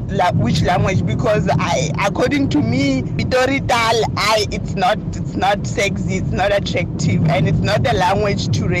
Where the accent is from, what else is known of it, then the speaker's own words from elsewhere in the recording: Pretoria, Gauteng, South Africa; I was born and raised in Pretoria